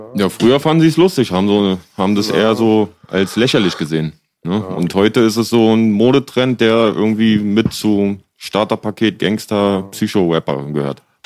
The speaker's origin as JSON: {"language": "German", "region": "Berlin", "country": "Germany", "tie": "born or raised there", "said": "ich bin halt auch in Kreuzberg aufgewachsen"}